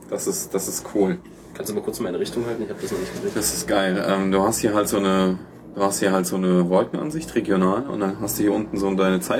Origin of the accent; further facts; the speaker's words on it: Tara, Omsk Oblast, Russia; Äh, in Sibirien, meine Heimatstadt.